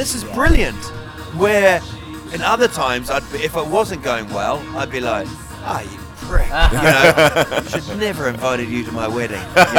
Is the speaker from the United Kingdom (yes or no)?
no; New Zealand; I'm from New Zealand.